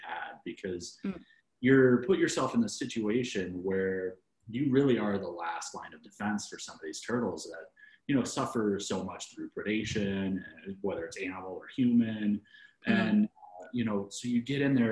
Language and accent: English; Midwest, United States; I'm from the Midwest